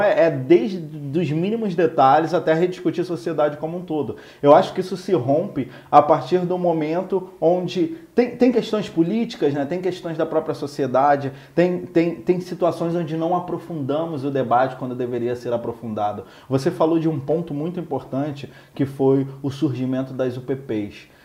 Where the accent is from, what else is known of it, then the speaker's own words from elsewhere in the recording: Rio de Janeiro, Brazil; eu nasci no Complexo do Alemão, né? sou cria